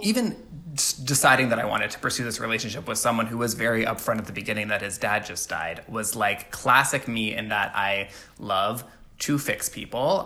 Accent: Alabama, United States; I grew up in Alabama

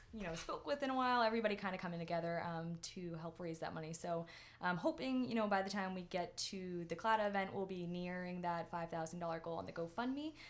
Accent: Winchester, Massachusetts, United States; I grew up in Winchester

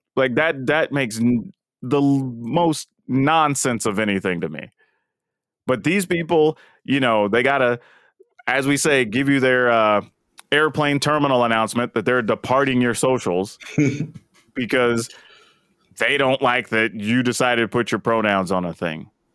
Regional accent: the South, United States; I'm black and I grew up in the South

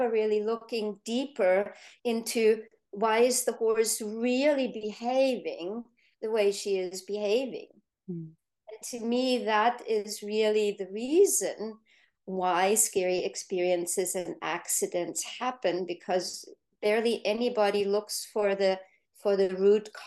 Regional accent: Germany; now in United States; now I'm in the US, I grew up in Germany

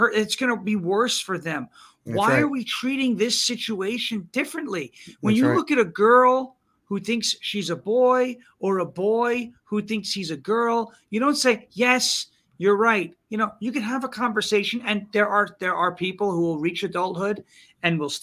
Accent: Long Island, New York, United States; When I grew up on Long Island, we started a grassroots political movement there

